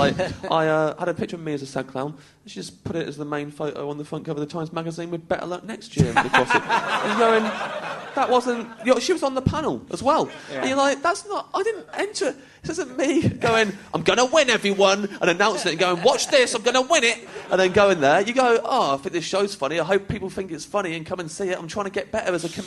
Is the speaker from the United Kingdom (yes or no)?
yes; England, United Kingdom; an English comic